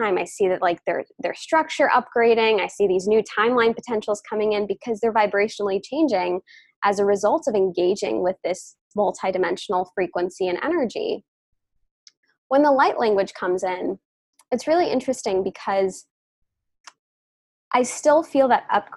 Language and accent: English; New York, United States; I'm from New York, but my lineage, my ancestry is from India.